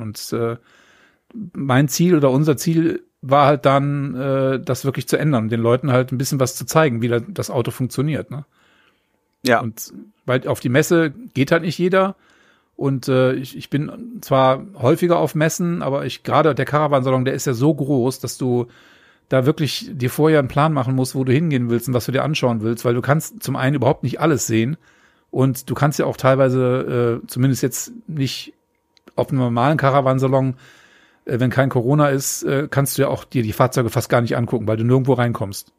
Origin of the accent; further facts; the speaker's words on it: Neuss, North Rhine-Westphalia, Germany; also born or lived in Hamburg; now in Lüneburg, Germany; bin aber gebürtig aus dem Rheinland, nämlich aus Neuss, der wunderschönen Stadt, linksrheinisch